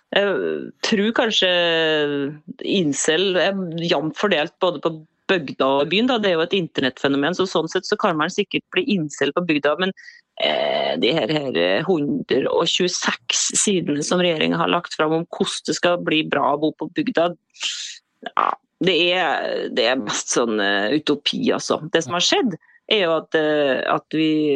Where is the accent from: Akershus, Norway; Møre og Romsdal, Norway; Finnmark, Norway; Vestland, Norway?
Møre og Romsdal, Norway; Rindal; i min barndomsdal Rindal, der jeg vokste opp